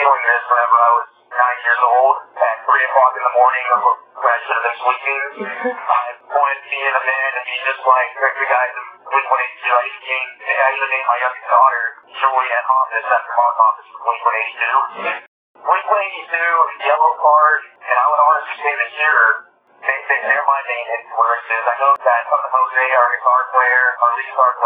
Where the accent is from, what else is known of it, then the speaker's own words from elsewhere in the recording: Haiti; my youth growing up in Haiti